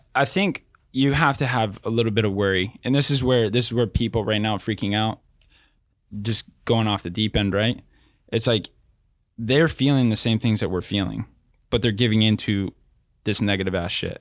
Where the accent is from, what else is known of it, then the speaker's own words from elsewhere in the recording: Riverside, California, United States; also born or lived in North Texas; born and raised in Riverside, California